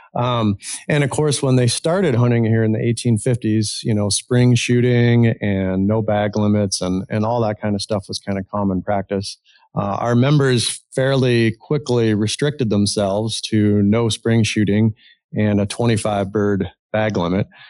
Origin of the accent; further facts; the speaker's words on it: Ontario, Canada; moved away as an adult; now in Ohio, United States; I grew up in Ontario, Canada, originally a Canadian, I guess still Canadian.